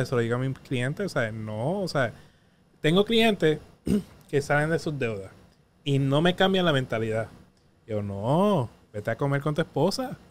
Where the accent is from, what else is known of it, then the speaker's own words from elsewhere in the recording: Patillas, Puerto Rico; now in San Juan, Puerto Rico; yo vengo del barrio Jaguar de Patilla